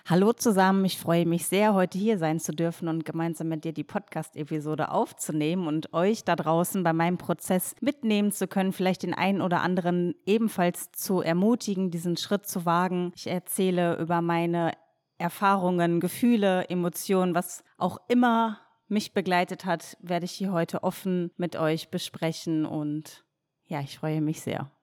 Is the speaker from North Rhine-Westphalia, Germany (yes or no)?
yes; near Dortmund, North Rhine-Westphalia, Germany; moved away; also born or lived in Cologne; als ich damals aus meiner Heimatstadt in der Nähe von Dortmund nach Köln gezogen bin